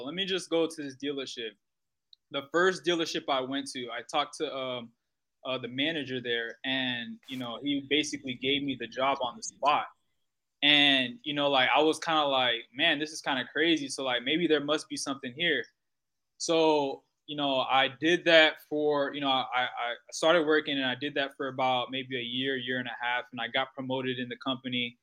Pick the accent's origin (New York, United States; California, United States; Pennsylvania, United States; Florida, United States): Florida, United States; Fort Myers; my parents are from Haiti. I'm from Fort Myers, Florida, but both of my parents are Haitian